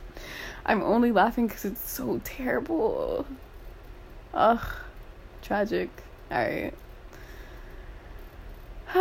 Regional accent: United States; I'm an American

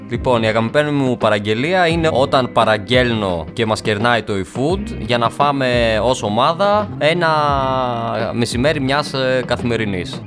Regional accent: Larissa, Thessaly, Greece; moved away as an adult; now in Athens, Greece; Μεγάλωσα στη Λάρισα, σπούδασα στη Λάρισα, ξεκίνησα να δουλεύω στη Λάρισα.

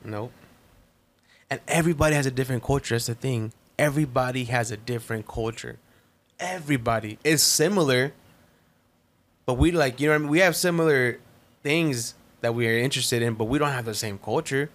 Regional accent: Compton, California, United States; moved away; I was born in Compton

